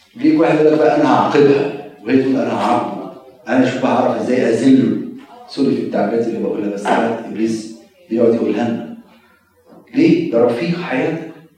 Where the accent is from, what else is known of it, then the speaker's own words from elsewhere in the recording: Egypt; now in United States; بنقع فيها كمصريين